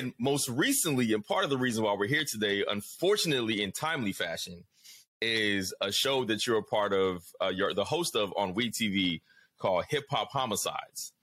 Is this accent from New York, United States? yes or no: no; Atlanta, Georgia, United States; I'm from down south, you know, Atlanta's home for me.